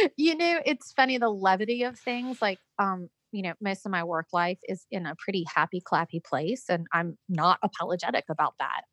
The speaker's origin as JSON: {"language": "English", "region": "California", "country": "United States", "also_born_or_lived": "Georgia", "moved": "yes", "lives_now": "South Carolina, United States", "said": "I'm originally from California, and then I lived in Georgia for a good bit of time, and then moved to South Carolina."}